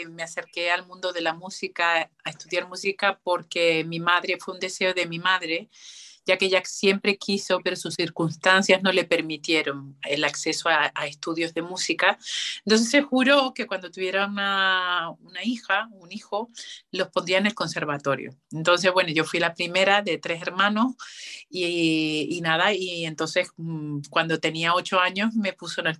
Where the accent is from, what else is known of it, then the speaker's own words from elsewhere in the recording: Canary Islands, Spain; now in Madrid, Spain; hice las pruebas para la Escuela Oficial de Turismo aquí en Madrid, entré y entonces, bueno, vine para Madrid desde Canarias a estudiar turismo.